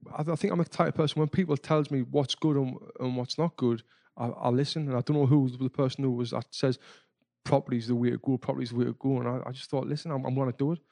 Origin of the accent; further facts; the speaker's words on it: Sunderland, North East England, United Kingdom; moved away; I was back home in my hometown of Sunderland in the northeast of England